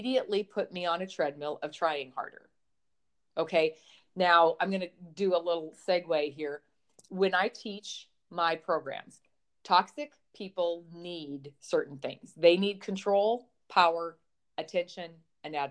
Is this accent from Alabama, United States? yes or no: no; Montana, United States; I grew up on a dairy farm in the middle of Montana